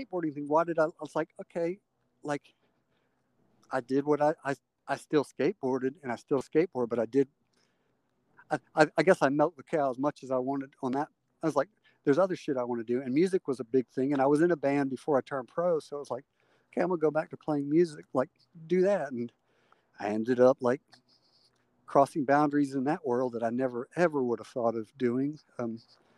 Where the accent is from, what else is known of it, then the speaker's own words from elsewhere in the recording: the South, United States; that you and I grew up in the South, that religious culture of like televangelism